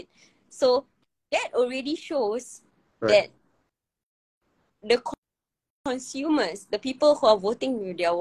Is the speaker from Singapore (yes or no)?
yes; Singapore; as a Singaporean community